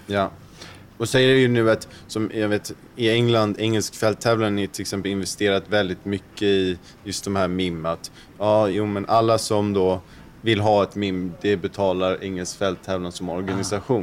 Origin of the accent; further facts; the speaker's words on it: Sweden; som svensk